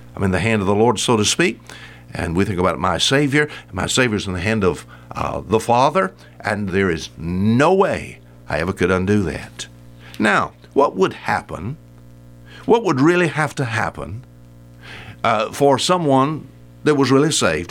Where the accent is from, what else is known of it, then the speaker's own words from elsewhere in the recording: United States; I'm an American